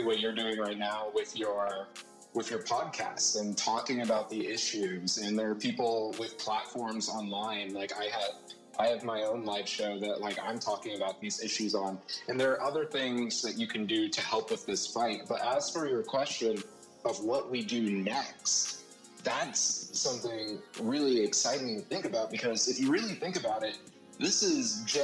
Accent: Ohio, United States; moved away as an adult; now in New York City, United States; I grew up in Ohio. I've been in Ohio all my life

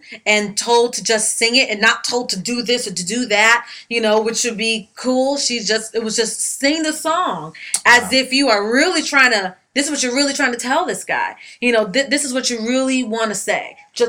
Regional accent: New York, United States; come on, girl, I'm from New York. You know better than that.

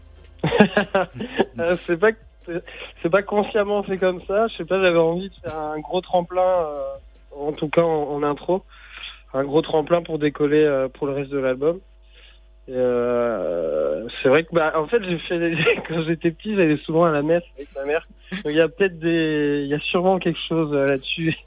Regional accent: Morlaix, Brittany, France; Nord Finistère même, de là où j'ai grandi, vers Morlaix

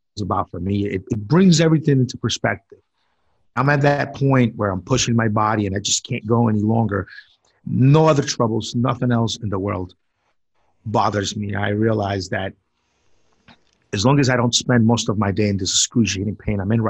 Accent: Colombia; now in United States; I was born in South America, in Colombia

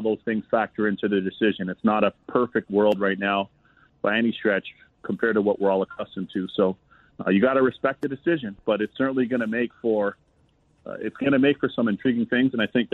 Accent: Toronto, Ontario, Canada; moved away as an adult; now in United States; So I was raised in Canada, in Toronto specifically, my hometown

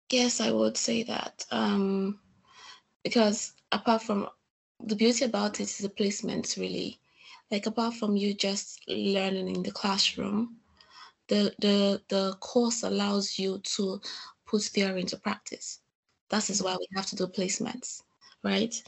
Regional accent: Nigeria; moved away as an adult; now in Salford, United Kingdom; I'm from Nigeria.

